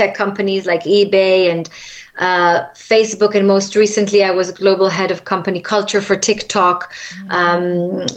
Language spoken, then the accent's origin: English; Israel; moved away as an adult; now in London, United Kingdom; when I was raised in Israel, I was raised pretty much with people that have a similar religion